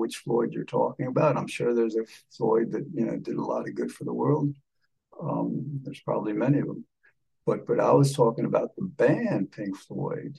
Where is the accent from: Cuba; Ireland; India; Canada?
Cuba; Havana; I was born in Havana